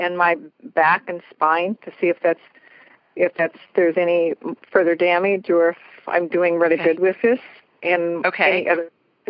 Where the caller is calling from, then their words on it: Washington, United States; I'm calling from Washington State.